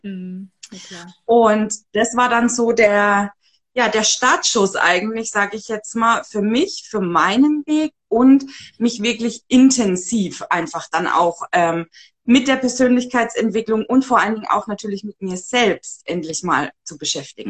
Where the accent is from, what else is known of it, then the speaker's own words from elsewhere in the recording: Upper Franconia, near Bamberg, Bavaria, Germany; wo ich herkomme vielleicht noch, ich wohne in dem schönen Oberfranken. Genau. Ähm, ja, Nähe Bamberg